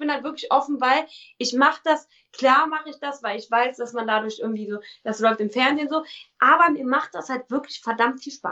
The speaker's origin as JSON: {"language": "German", "town": "Cologne", "region": "North Rhine-Westphalia", "country": "Germany", "said": "ich bin ein kölsches Mädchen, ich komme aus Köln, ähm, habe eine Klappe am Mund und bin lustig."}